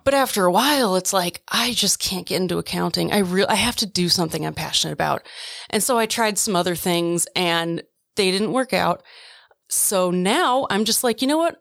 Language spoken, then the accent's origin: English; Oconomowoc, Wisconsin, United States; moved away as an adult; also born or lived in Twin Falls, Idaho / western United States; I grew up in Oconomowoc, Wisconsin, born in Twin Falls, Idaho